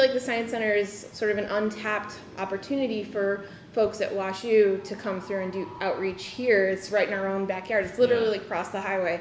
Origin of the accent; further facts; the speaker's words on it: Midwest, United States; I grew up in the Midwest myself